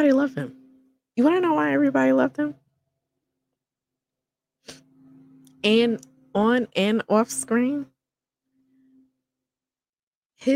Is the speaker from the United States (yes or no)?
yes; New York City, New York, United States; accent: New York; I am a New Yorker, so you would probably hear that in the accent.